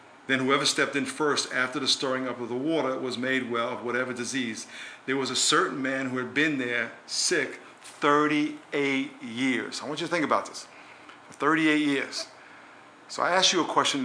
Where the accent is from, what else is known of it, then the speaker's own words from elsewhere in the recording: New York, United States; When I was a kid growing up in New York